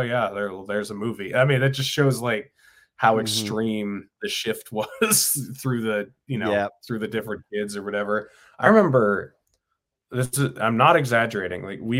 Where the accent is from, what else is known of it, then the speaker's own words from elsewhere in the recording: New Hampshire, United States; In New Hampshire.